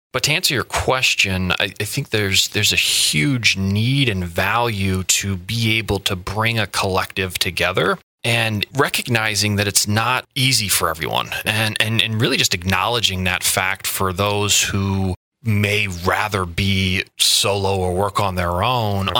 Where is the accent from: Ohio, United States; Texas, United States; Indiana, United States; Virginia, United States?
Indiana, United States; moved away as an adult; also born or lived in Boston, Massachusetts; now in Quincy, United States; I grew up in the, the Midwest Midwest Indiana